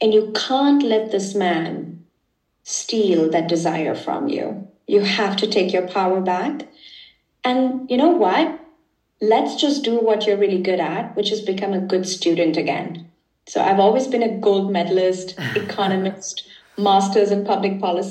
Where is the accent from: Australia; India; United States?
India; now in Germany; I come from India originally.